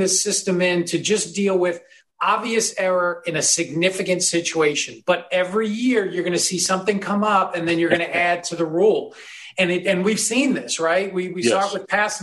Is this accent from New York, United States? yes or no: yes; New York, United States; I grew up in New York.